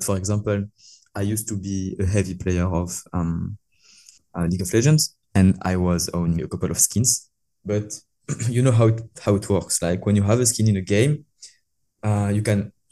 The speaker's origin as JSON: {"language": "English", "country": "France", "accent": "French", "second_language": "English", "moved": "as an adult", "lives_now": "Malaysia", "said": "I'm French"}